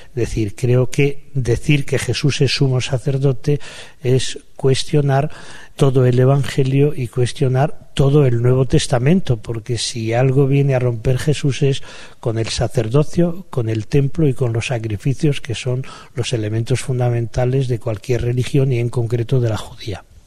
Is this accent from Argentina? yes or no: no; Palencia, Castile and León, Spain; mi pueblo, un pueblo de Palencia